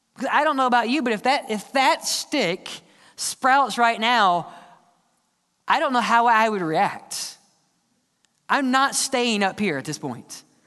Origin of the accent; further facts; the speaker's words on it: the South, United States; We're just from the South